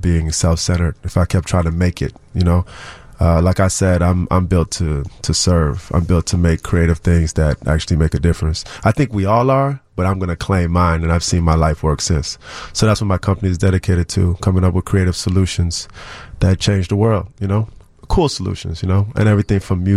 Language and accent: English; Chicago, Illinois, United States; growing up in Uptown, Wilson and Broadway